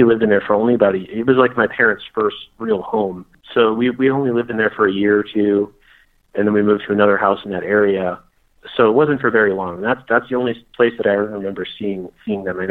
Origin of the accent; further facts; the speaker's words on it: Crown Point, Indiana, United States; whenever I was a kid growing up in Northwest Indiana